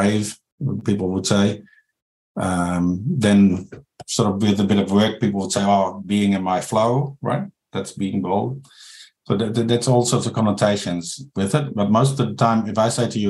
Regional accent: Netherlands; moved away as an adult; now in New Zealand; I'm from the Netherlands. So it's a different culture here

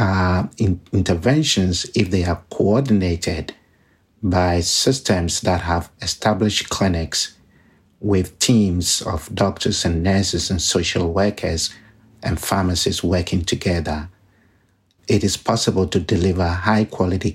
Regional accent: Ghana; moved away; I was born in Ghana, in West Africa, which has a high burden of disease

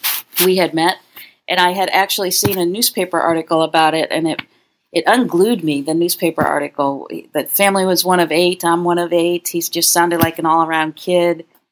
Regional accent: Connecticut, United States; In Connecticut.

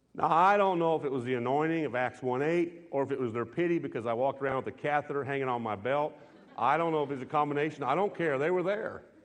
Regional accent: United States; I was raised in a country where we're American men

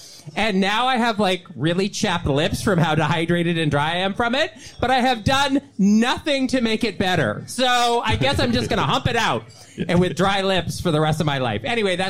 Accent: Salt Lake City, Utah, United States; I grew up in Sugar House.

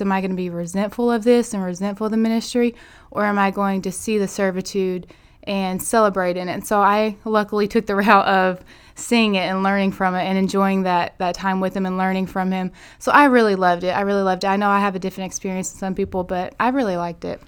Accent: Manila, Arkansas, United States; also born or lived in Cincinnati, Ohio / Little Rock, Arkansas; I'm originally from Manila, Arkansas, so my dad pastors over there in Manila. So I've grown up in Section five area

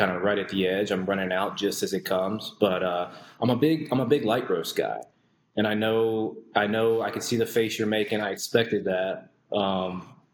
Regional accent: Towson, Maryland, United States; moved away as an adult; also born or lived in St. Augustine, Florida / Orlando, Florida / San Francisco, California / Wisconsin; I grew up in Baltimore, grew up in Towson until I was about 18.

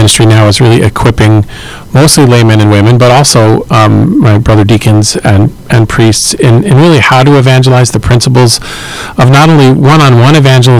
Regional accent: Long Island, New York, United States; I grew up in Long Island. I've worked really hard to get rid of my accent, although it comes out sometimes when I'm tired.

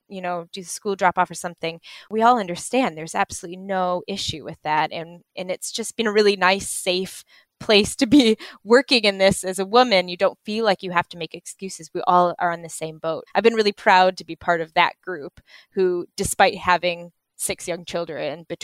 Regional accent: United States; moved away as an adult; now in United Kingdom; I grew up in the States

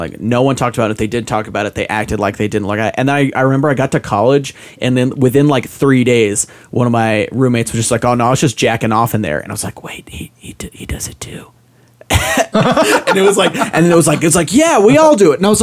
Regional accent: Utah, United States; I grew up in Utah. I went to like all of my schooling in Utah

